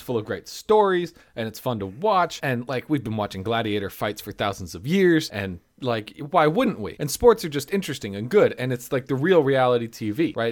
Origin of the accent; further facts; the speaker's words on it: United States; accent: American English; know from my accent, without asking, that I am an American